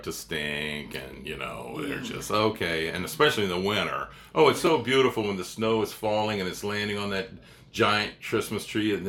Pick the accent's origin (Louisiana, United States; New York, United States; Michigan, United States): Louisiana, United States; Gonzales; I'm from Gonzales, and it's kind of the same